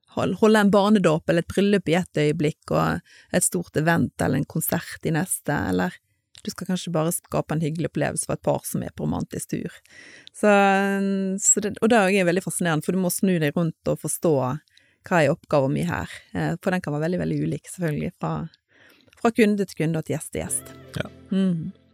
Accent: Stord, Vestland, Norway; moved away as an adult; also born or lived in Bergen; født og oppvokst på Stord. Og der eh, levde jeg de første 19 årene av mitt liv

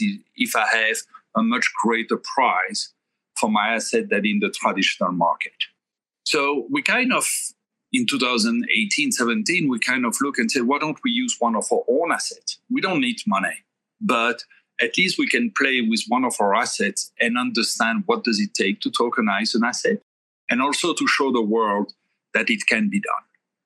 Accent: Belgium; moved away as an adult; also born or lived in Thailand; now in New York, United States; I was born and raised in Europe, in Belgium

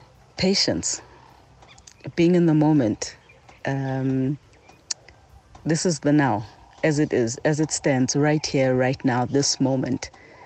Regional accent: South Africa; also born or lived in Johannesburg; I come from South Africa. I live in Johannesburg in an area called Walkerville

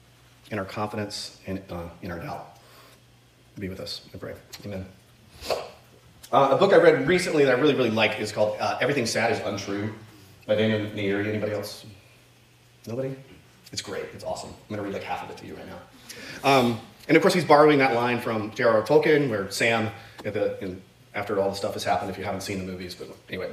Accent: Iran; born there; I was born in Iran, happy face, to a family so wealthy that my grandpa's grandpa was called a king in the history books.

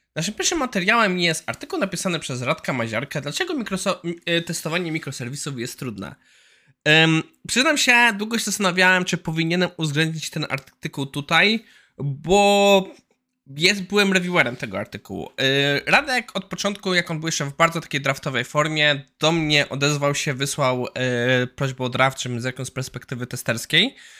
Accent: Poland; u nas w Warszawie, Krakowie i Wrocławiu

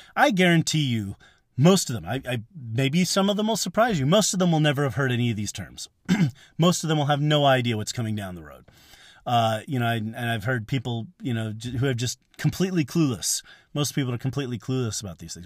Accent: California, United States; now in Kansas, United States; I grew up in California

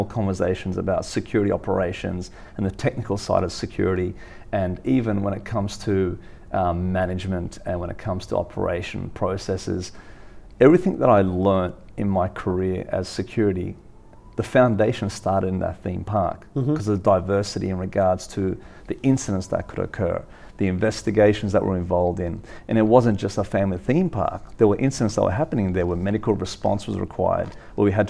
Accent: Sydney, New South Wales, Australia; being a Western Sydney's boy, I grew up in the Western suburbs

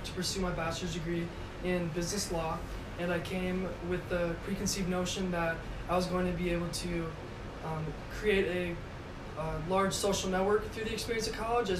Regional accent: Madison, Wisconsin, United States; my hometown of Madison, Wisconsin

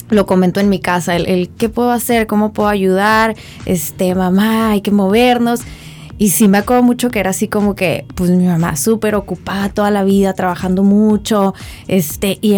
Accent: Mexicali, Baja California, Mexico; orgullosa de ser cachanilla.

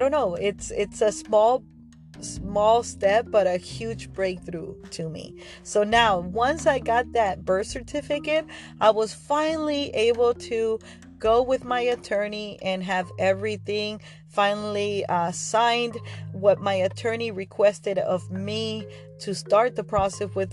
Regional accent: Argentina; now in United States; I'm from Argentina

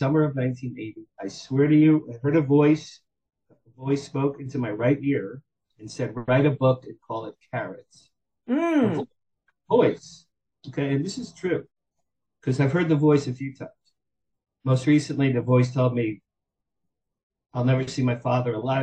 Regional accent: Asbury Park, New Jersey, United States; moved away as an adult; also born or lived in Boston, Massachusetts / Manhattan, New York; now in Beverly Hills, United States; I grew up in New Jersey, in Asbury Park, New Jersey, the Jersey Shore.

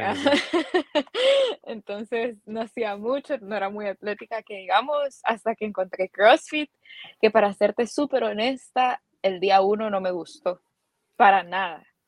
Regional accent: San Salvador, El Salvador; salvadoreña, aquí he vivido siempre

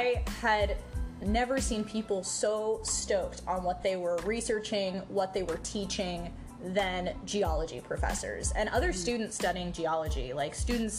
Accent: California, United States; moved away; I'm from California.

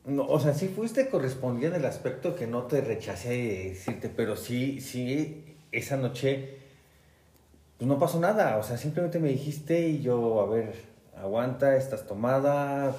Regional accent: Mexico City, Mexico; soy de la Ciudad de México

